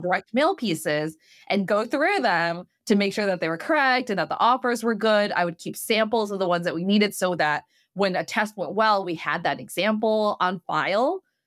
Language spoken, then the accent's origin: English; Midwest, United States; moved away as an adult; also born or lived in New York; I'm from the Midwest